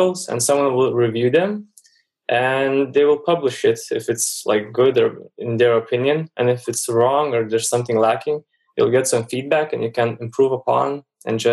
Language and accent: English; Lithuania; I'm from Lithuania and Europe